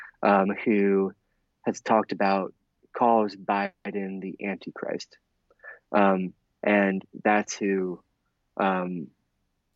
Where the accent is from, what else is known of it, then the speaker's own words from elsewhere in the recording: Adams County, Pennsylvania, United States; I'm from Central PA. I'm from his district. I grew up going to church